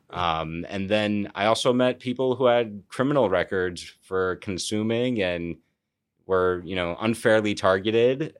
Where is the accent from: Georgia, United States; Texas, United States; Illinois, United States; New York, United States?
New York, United States; also born or lived in California; as a New Yorker